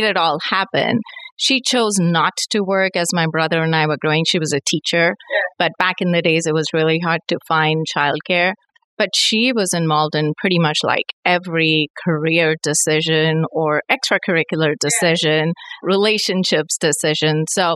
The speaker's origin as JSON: {"language": "English", "country": "India", "tie": "born or raised there", "moved": "as an adult", "said": "I was born and raised in India."}